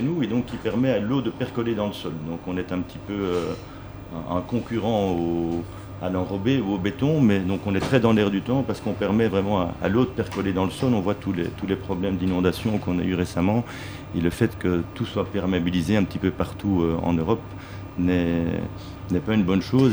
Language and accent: French; Belgium; moi en tant, en tant que Belge